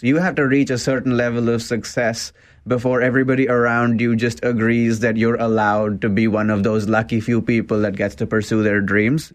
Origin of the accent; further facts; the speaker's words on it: India; also born or lived in Waterloo, Canada; now in Canada; I'm from an Indian family, I'm an immigrant.